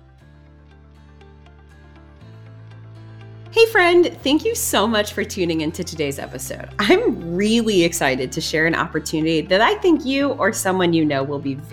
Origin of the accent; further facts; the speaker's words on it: Metro East St. Louis, Illinois, United States; moved away; I grew up in Metro East St. Louis area in what I thought was a small town